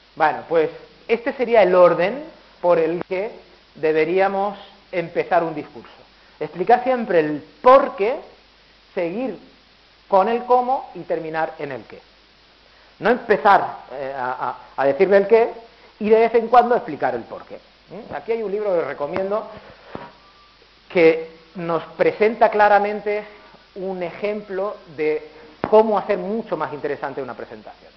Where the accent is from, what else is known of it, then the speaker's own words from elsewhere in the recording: Elche, Valencian Community, Spain; also born or lived in Murcia; Yo soy murciano, pero he residido toda la vida en Elche